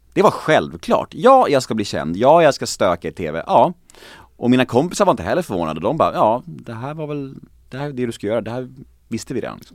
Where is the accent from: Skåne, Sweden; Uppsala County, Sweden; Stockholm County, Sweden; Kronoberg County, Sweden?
Stockholm County, Sweden; Stockholm; Jag är född på Södermalm i Stockholm. Eh, på den tiden där Södermalm var verkligen Södermalm